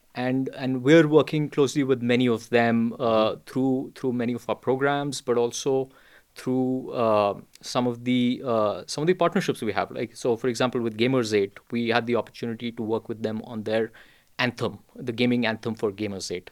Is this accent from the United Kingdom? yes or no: no; India; I was born and raised in India